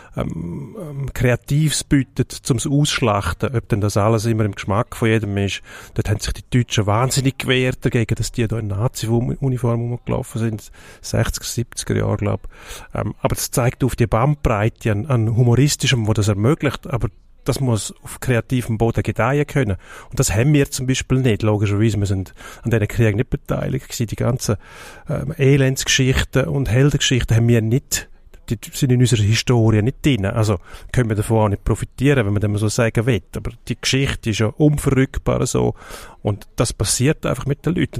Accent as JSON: {"language": "German", "country": "Switzerland", "said": "Jetzt, jetzt sind wir Schweizer"}